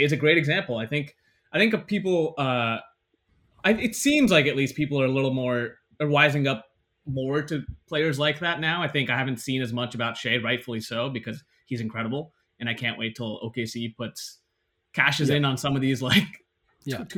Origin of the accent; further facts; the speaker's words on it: Bay Area, California, United States; growing up in the Bay Area